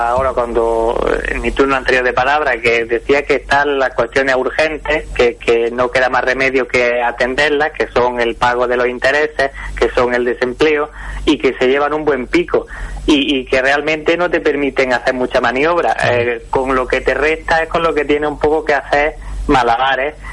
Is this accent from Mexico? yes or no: no; Granada, Andalusia, Spain; Bueno, para los que somos granadinos y nos liamos con las C {S3} y la S